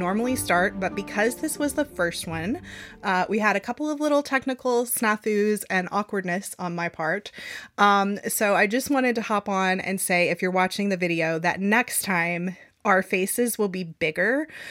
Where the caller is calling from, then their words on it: Arkansas, United States; I am joining in from Arkansas, and we had to align our time zones.